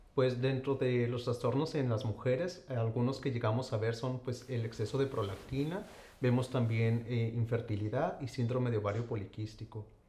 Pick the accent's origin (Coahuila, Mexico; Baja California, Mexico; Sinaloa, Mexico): Coahuila, Mexico; Saltillo; moved away; yo soy originario de Saltillo, Coahuila